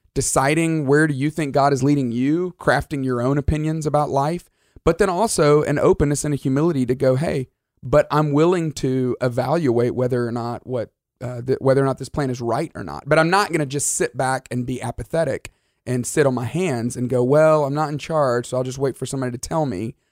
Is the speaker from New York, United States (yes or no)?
no; Alabama, United States; I grew up in Alabama